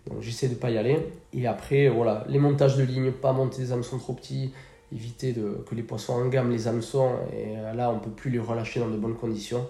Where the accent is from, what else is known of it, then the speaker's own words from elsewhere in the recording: Bidart, Nouvelle-Aquitaine, France; natif de Bidart. J'ai grandi à Bidart, euh, j'ai passé toute ma jeunesse à Bidart